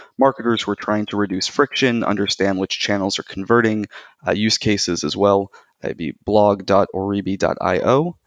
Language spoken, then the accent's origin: English; United States; moved away as an adult; now in Tel Aviv, Israel; I'm originally from the United States